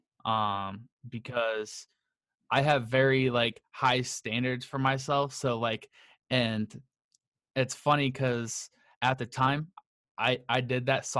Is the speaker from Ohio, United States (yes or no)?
yes; Akron, Ohio, United States; I am from Akron, Ohio.